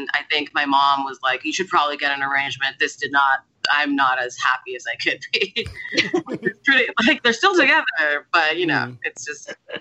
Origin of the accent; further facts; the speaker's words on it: Montreal, Quebec, Canada; I was born in Montreal